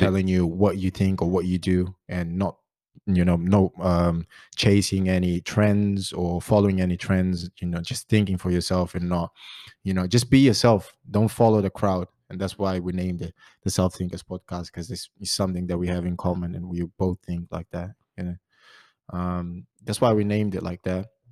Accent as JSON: {"language": "English", "town": "Barreiro", "region": "Setúbal", "country": "Portugal", "also_born_or_lived": "Great Yarmouth", "second_language": "English", "moved": "as an adult", "lives_now": "Ipswich, United Kingdom", "said": "I'm originally from Portugal, uh, Barreiro, Margem Sul."}